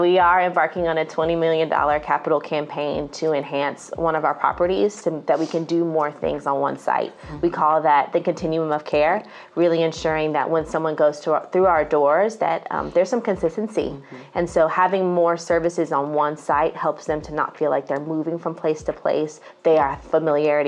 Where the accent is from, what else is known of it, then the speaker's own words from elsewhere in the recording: Tulsa, Oklahoma, United States; now in Atlanta, United States; I'm originally from Tulsa, Oklahoma. I'm not from the south side of Atlanta.